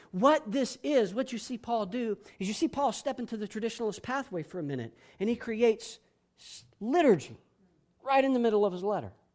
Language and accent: English; Panama City, Florida, United States; moved away; I spent years growing up in Panama City, Florida